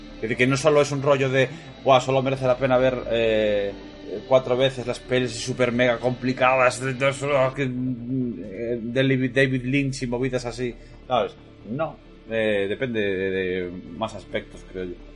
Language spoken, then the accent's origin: Spanish; Moaña, Galicia, Spain; yo soy de Moaña